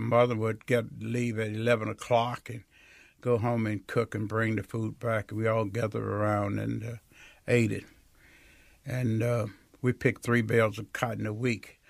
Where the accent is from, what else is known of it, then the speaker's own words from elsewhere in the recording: Greenwood, Mississippi, United States; I was born in Rio outside of Greenwood, four miles south